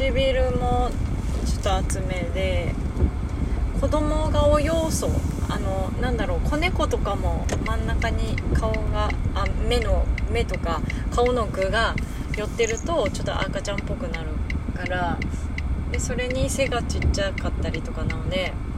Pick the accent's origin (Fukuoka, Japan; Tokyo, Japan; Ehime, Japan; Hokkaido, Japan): Hokkaido, Japan; Hakodate; now in Saitama, Japan; 地元の北海道に帰っているかもしれないし